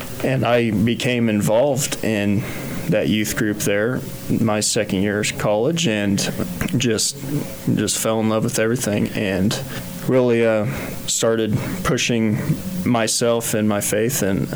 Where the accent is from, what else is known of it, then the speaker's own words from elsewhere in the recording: Kensington, Kansas, United States; I grew up in Kensington, Kansas